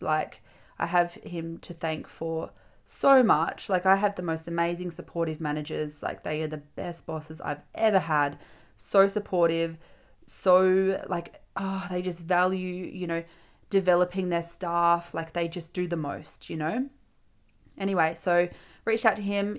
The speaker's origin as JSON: {"language": "English", "town": "Geraldton", "region": "Western Australia", "country": "Australia", "tie": "born or raised there", "said": "I grew up in Gelton, which, for those of you who aren't familiar with Western Australia, Gelton is a little coastal town four and a half hours north of Perth"}